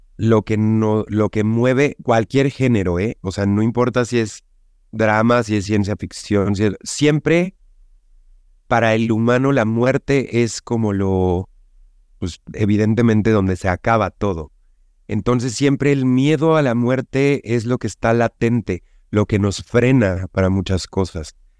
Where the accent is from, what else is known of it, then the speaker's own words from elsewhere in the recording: Mexico; como buen mexicano